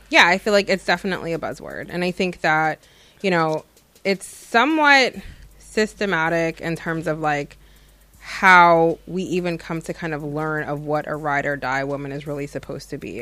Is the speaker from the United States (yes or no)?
yes; United States; having been born and raised in America